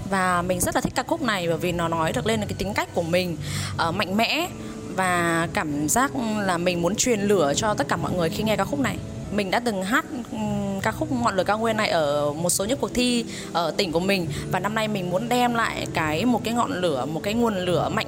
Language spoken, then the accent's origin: Vietnamese; Viet Tri, Phú Thọ, Vietnam; số báo danh 457, mình 27 tuổi và mình đến từ Việt Trì Phú Thọ.